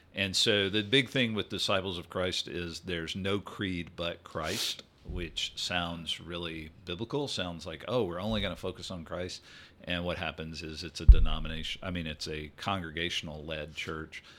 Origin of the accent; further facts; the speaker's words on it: Greenville, Mississippi, United States; moved away as an adult; also born or lived in Louisiana / New Jersey / San Antonio, Texas; now in Texas, United States; I grew up in, uh, the Delta of Mississippi, a town called Greenville